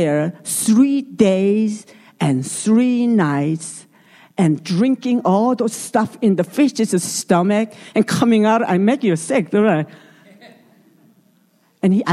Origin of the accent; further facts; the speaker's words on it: South Korea; English is a second language; moved away; I'm from Korea